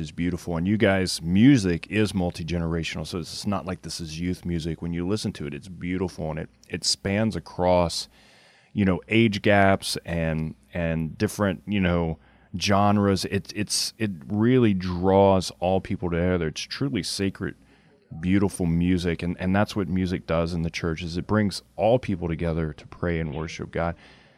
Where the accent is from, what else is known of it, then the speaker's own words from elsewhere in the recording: near Simmesport, Louisiana, United States; I was born in Simsport, Louisiana